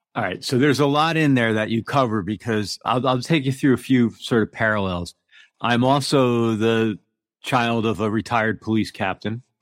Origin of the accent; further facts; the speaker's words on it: New York City area, United States; moved away; also born or lived in Manhattan, New York / Brooklyn, New York; somebody from that area